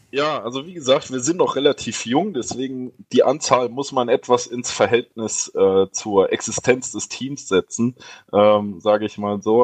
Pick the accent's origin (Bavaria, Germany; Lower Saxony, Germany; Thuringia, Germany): Thuringia, Germany; Erfurt; als Erfurter